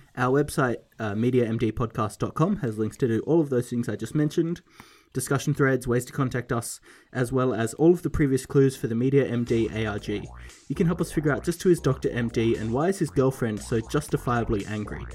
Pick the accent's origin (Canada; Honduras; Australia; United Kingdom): Australia; I, as an Australian